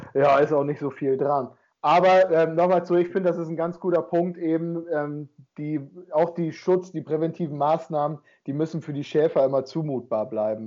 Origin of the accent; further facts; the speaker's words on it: Emsland district, Lower Saxony, Germany; in meiner Heimat, im Landkreis Emsland